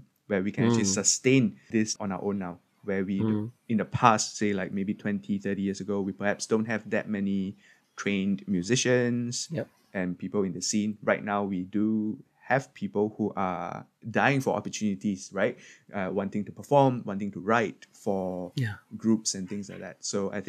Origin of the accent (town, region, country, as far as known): Singapore